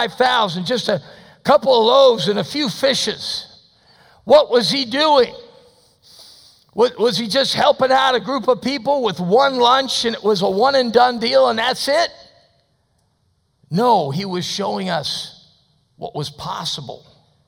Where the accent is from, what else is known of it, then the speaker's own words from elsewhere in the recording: United States; as an American